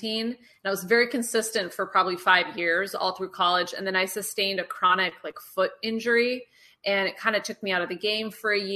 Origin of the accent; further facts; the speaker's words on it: Eugene, Oregon, United States; I was raised in Eugene, Oregon, which is a very outdoorsy place